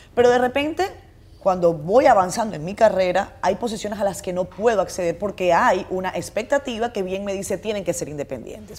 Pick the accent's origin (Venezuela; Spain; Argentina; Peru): Venezuela; now in Dominican Republic; yo nací en Venezuela en el año 85